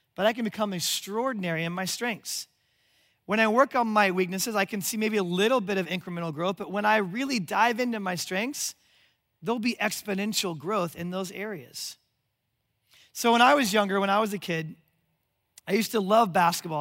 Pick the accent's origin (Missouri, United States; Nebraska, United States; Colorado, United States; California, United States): Nebraska, United States; Omaha; my hometown of Omaha, Nebraska